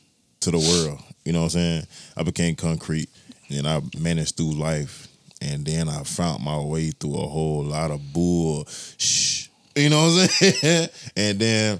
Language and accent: English; Montgomery, Alabama, United States; moved away; also born or lived in Tallahassee, Florida; I came from Alabama, Montgomery, Alabama.